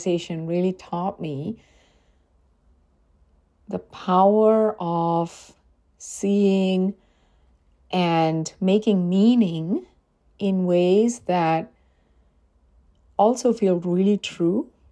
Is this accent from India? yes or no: yes; India; moved away as an adult; now in United States; being an immigrant sometimes feels like being stuck in a no man's land. Like when I'm in India, I miss my life here.